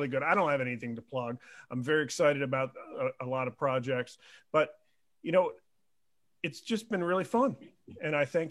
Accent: Northern Virginia, United States; moved away; I'm from the South. I'm from Virginia, which isn't deep South, but it's South enough. Right. And I love Virginia, man. I love Virginia. I'm from North Virginia. All my best friends and family are still there.

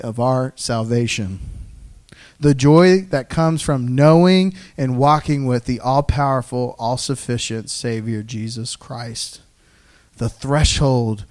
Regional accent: the South, United States; I'm from the South

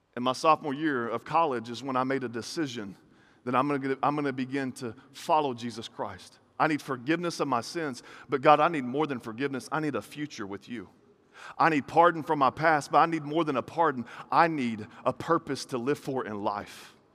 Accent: the South, United States; I grew up in this, in this weird environment where, like, in the South, I'm from the South

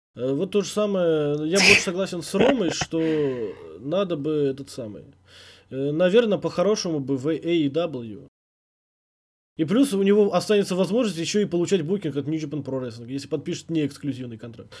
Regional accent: Uzbekistan

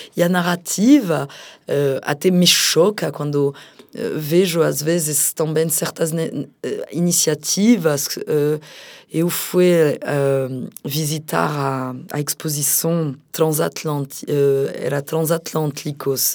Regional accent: France; moved away as an adult; now in Brazil; No meu próprio país, também sendo apresentadora de TV

